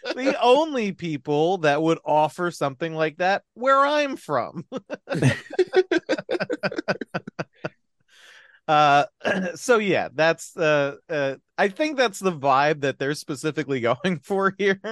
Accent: New Jersey, United States; I'm from New Jersey

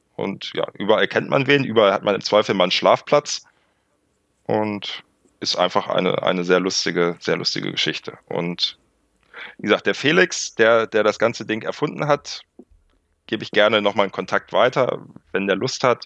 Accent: Northern Germany, Germany; Ich komme aus dem Norden

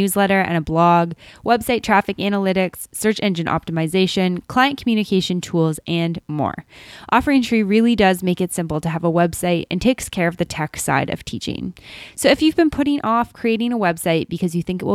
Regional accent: Canada; almost as Canadian as me

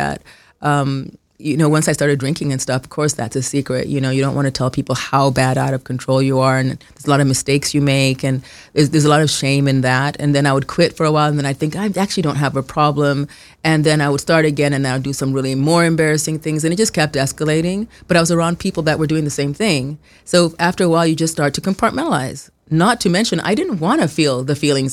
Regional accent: Kenya; moved away; I grew up in Kenya

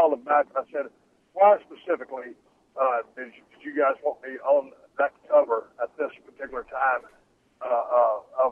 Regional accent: South Texas, United States; I grew up in South Texas, water skiing out there in the Intercoastal Canal in Port O'Connor, Texas.

